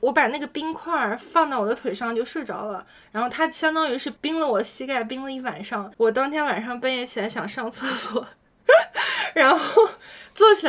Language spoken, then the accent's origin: Chinese; Jiangsu-Zhejiang-Shanghai area, China; now in Sydney, Australia; 对于我这种就是在江浙沪包邮区长大的孩子